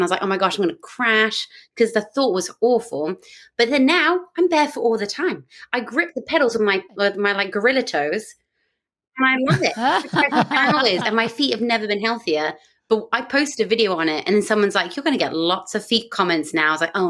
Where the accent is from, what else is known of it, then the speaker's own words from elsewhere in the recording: United Kingdom; moved away as an adult; now in Australia; as a British person